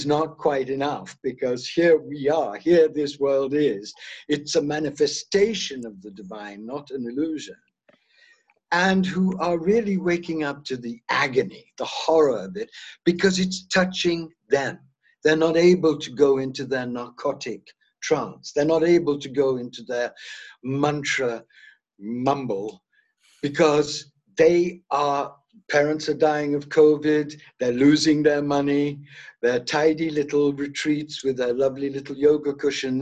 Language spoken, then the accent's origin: English; South India, India; I was born in South India.